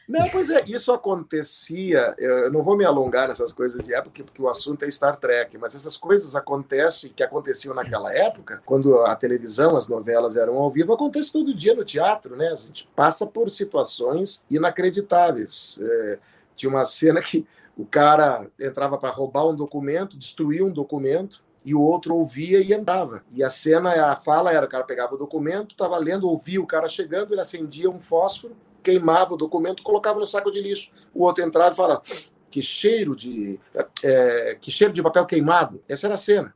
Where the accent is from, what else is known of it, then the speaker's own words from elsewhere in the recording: Rio Grande do Sul, Brazil; moved away as an adult; also born or lived in Porto Alegre / São Paulo; now in Rio de Janeiro, Brazil; eu sou gaúcho, e naquela época eu era ainda mais gaúcho do que sou hoje, que estou morando no Rio há 35 anos